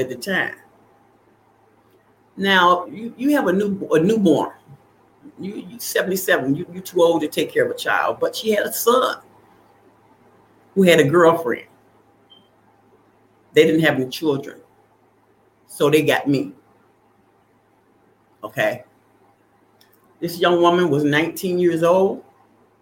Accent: Arkansas, United States; I was not born on the south side of Chicago. I was born in Arkansas

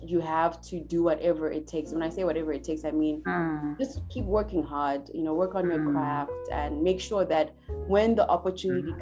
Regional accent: Harare, Zimbabwe; now in Johannesburg, South Africa; I grew up in Zimbabwe in Harare

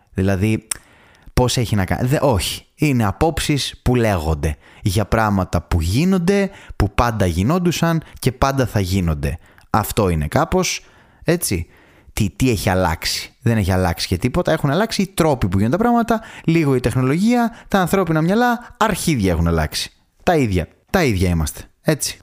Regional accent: Thessaloniki, Central Macedonia, Greece; εγώ δηλαδή που μεγάλωσα στη Θεσσαλονίκη

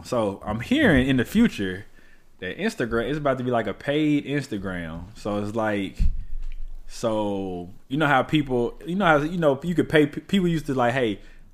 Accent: Memphis, Tennessee, United States; now in Little Rock, United States; anytime I'm out of town and I say I'm from Memphis

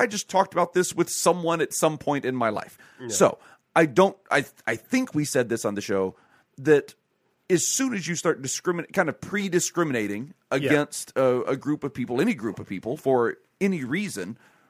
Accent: Deep South, United States; moved away; I grew up in the Deep South when the Klan was very they were around.

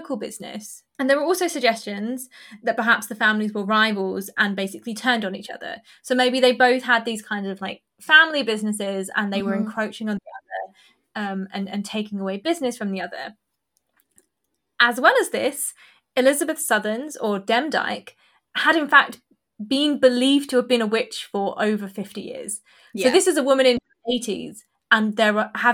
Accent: Essex, East of England, United Kingdom; I'm from Essex

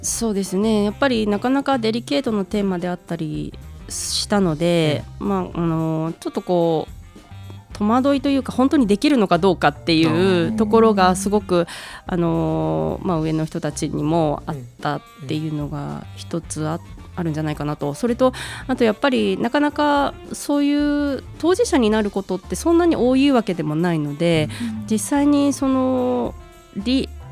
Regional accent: Gunma, Japan; moved away as an adult; also born or lived in Kobe; 実家の両親を頼ってあの2018年にまたこちらに地元に戻ってきた

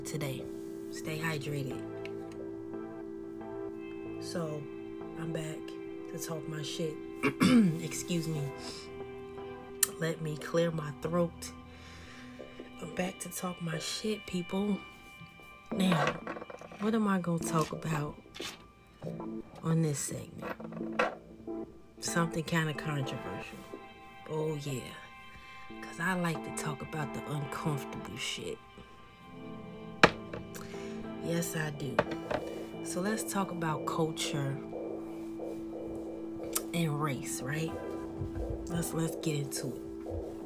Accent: Chicago, Illinois, United States; also born or lived in the South (US); I am a young grown woman that grew up in the hood of Chicago, a bougie hood at that, a Navy baby. So I was born in the South and grew up in the city.

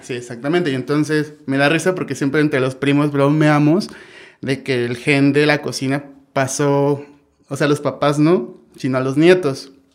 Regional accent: Oaxaca de Juárez, Oaxaca, Mexico; yo soy de aquí de Oaxaca de Juárez, eh, aquí nací

